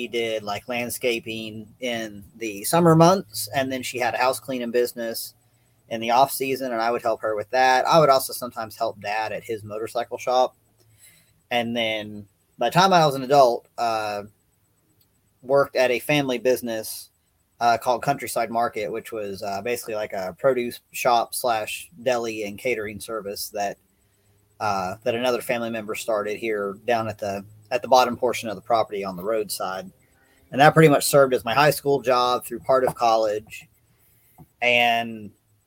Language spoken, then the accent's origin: English; Knoxville, Tennessee, United States; I grew up in Knoxville, Tennessee.